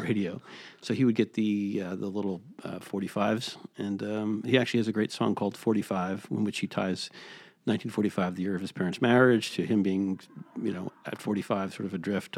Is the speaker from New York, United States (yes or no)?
yes; New York, United States; moved away as an adult; now in Los Angeles, United States; I'm, uh, originally from New York, and now I'm not.